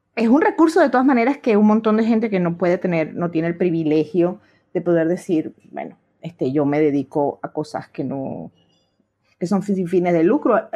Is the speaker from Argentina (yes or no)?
yes; Argentina; moved away; also born or lived in Venezuela; Yo soy nativa argentina y fui inmigrante en Venezuela